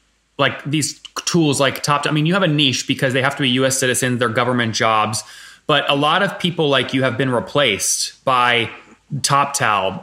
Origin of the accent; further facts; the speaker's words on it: Ashburn, Virginia, United States; I grew up in Loudoun County, right near Ashburn